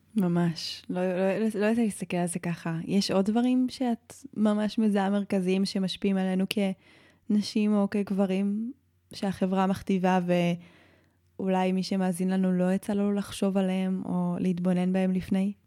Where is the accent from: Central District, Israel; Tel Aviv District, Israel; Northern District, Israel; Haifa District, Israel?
Central District, Israel; Modi'in; גדלתי בעיר פשע, גדלתי במודיעין